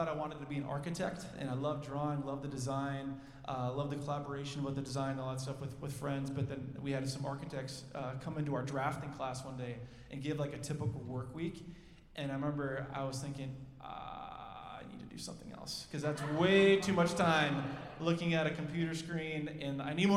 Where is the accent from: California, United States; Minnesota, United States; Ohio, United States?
Minnesota, United States; Minnetonka; I grew up in the West Metro in Minnetonka